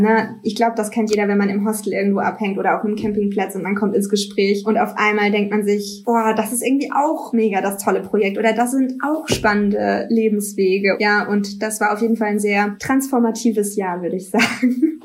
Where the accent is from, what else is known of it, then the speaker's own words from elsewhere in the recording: near Stuttgart, between the Black Forest and Stuttgart, Baden-Württemberg, Germany; moved away as an adult; now in Cologne, Germany; Ich komme aus der Nähe von Stuttgart, zwischen Schwarzwald und Stuttgart eigentlich. So ein ganz kleines 300 Seelen Kuhkaff